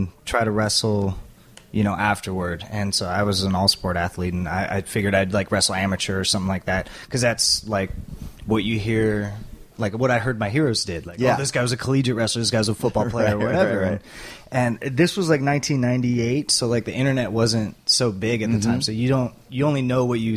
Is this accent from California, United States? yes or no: yes; Southern California, United States; I grew up in Southern California